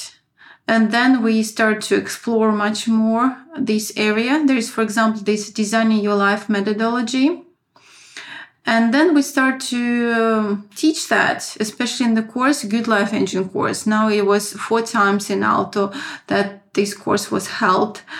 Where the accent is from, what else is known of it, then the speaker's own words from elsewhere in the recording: Saint Petersburg, Russia; moved away as an adult; also born or lived in France / Moscow, Russia; now in Finland; I was born in St. Petersburg. I had my first education in business in St. Petersburg